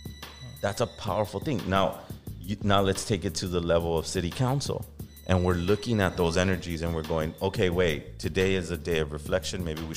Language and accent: English; East Los Angeles, California, United States; growing up in East Los Angeles, it was very divisive.